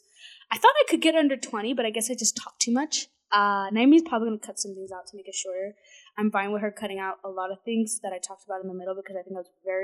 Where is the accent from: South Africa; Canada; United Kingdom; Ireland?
Canada; I'm Canadian